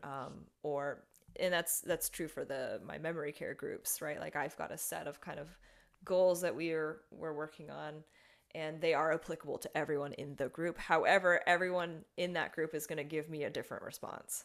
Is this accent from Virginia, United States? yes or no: no; Las Vegas, Nevada, United States; moved away as an adult; now in Florida, United States; I was working in Las Vegas, that's my hometown